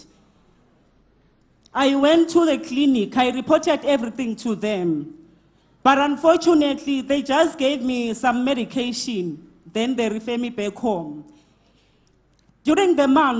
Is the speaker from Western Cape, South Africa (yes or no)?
no; Mpumalanga, South Africa; I'm from Mpumalanga